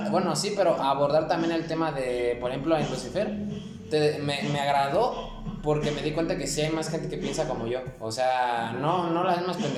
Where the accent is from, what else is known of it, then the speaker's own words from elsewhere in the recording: Mexico; pues soy mexicano.